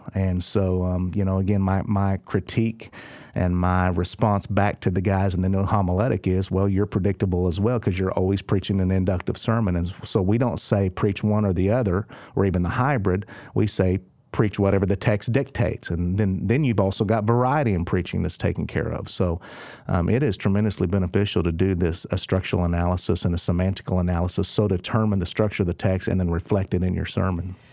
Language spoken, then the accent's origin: English; Oklahoma, United States; I'm from Oklahoma